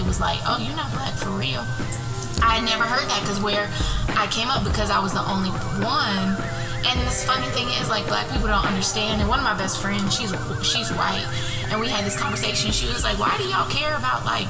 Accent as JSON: {"language": "English", "town": "Elko", "region": "Nevada", "country": "United States", "tie": "born or raised there", "also_born_or_lived": "Reno, Nevada / Alabama", "moved": "as an adult", "said": "I was born in Reno, and when I was in kindergarten, like, a little bit after kindergarten, we moved to this very, very small town in northern Nevada called Elko."}